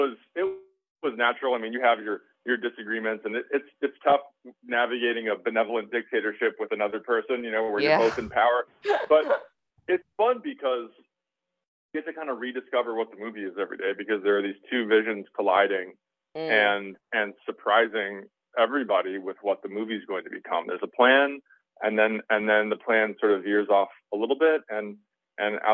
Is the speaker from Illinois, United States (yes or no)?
yes; outside of Chicago, Illinois, United States; moved away as an adult; now in Los Angeles, United States; I'm from outside of Chicago.